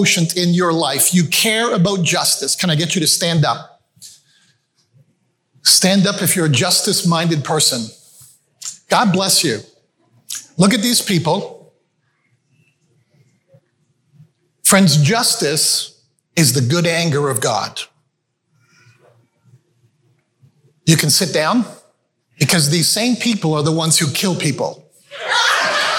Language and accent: English; Canada; also born or lived in Malawi; we moved back to Canada from Malawi, Africa. I grew up in Africa. We moved back to Canada when I was 5-6 years of age.